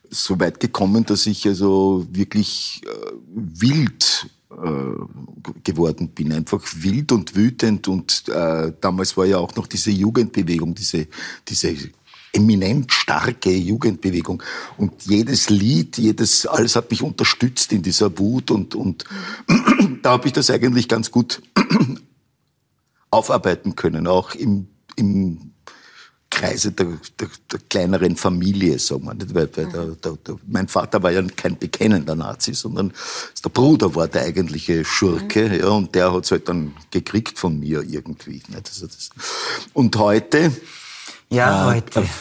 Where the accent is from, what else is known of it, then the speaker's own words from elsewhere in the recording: Upper Austria, Austria; Ich bin in Oberösterreich aufgewachsen und in Oberösterreich hat man überhaupt keine Berührungsängste gehabt mit, mit so Namen eigentlich